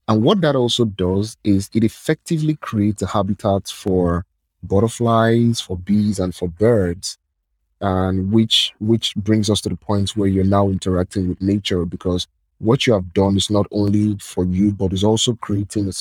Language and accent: English; Lagos, Nigeria; I'm from Nigeria